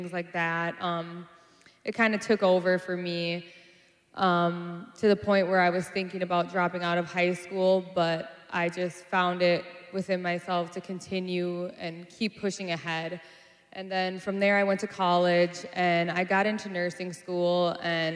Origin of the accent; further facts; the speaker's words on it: Minneapolis, Minnesota, United States; I'm from South Minneapolis, born and raised.